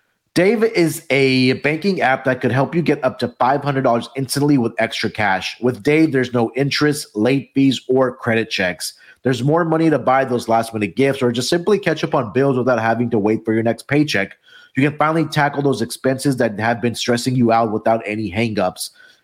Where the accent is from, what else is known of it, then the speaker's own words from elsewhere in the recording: Texas, United States; That's going to be in my home state here in Texas.